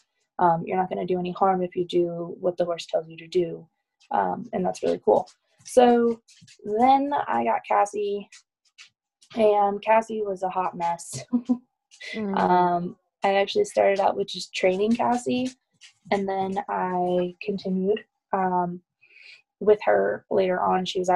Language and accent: English; Iowa, United States; now in Colorado, United States; And then we moved to Colorado from Iowa, and there I got involved with like volunteering with rescues